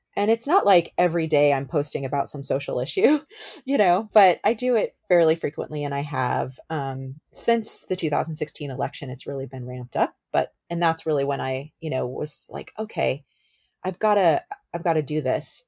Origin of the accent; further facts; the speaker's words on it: Bay Area, California, United States; I grew up in the Bay Area. I moved to the Bay Area when I was eight years old